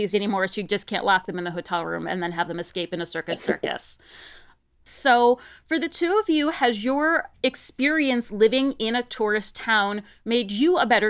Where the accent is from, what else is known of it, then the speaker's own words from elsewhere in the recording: Ohio, United States; now in Las Vegas, United States; Kentucky, which it joins with my home state of Ohio